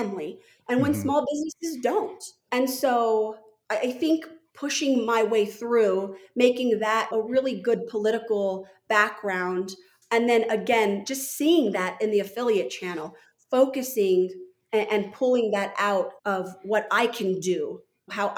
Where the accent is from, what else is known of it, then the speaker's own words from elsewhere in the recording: Santa Fe, New Mexico, United States; moved away; also born or lived in Washington, D.C. / Park City, Utah; I grew up in Santa Fe, New Mexico